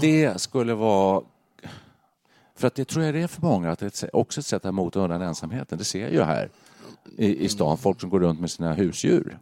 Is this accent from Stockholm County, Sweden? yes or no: yes; Stockholm County, Sweden; moved away as an adult; now in Stockholm, Sweden; flyttade in till stan och då alla kompisar var ju eh, där jag kommer från, norr om stan